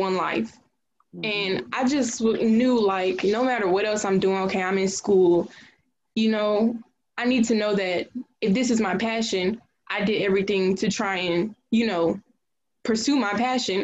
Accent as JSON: {"language": "English", "town": "Jonesboro", "region": "Georgia", "country": "United States", "tie": "born or raised there", "said": "I'm from Clayton County, specifically, around, like, the Jonesboro area"}